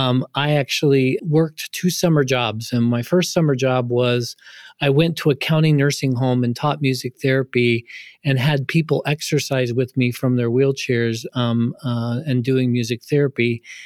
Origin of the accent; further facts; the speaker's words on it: Ohio, United States; I grew up in poverty in Ohio. I grew up on a pig farm